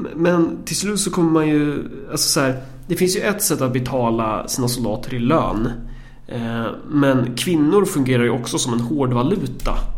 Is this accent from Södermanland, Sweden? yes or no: no; Närke, Örebro County, Sweden; som närking